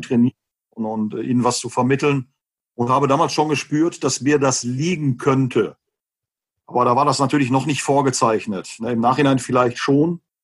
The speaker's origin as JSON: {"language": "German", "town": "Westerkappeln", "region": "North Rhine-Westphalia", "country": "Germany", "tie": "born or raised there", "lives_now": "Gelsenkirchen, Germany", "said": "bin zwar gebürtiger Gelsenkirchener, habe aber äh, bin aber erst einem Verein beigetreten im Alter von neun Jahren, Westfalia Westerkappel, Nähe Osnabrück"}